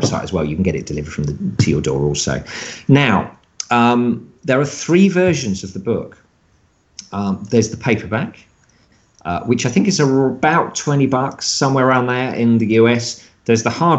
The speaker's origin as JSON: {"language": "English", "country": "United Kingdom"}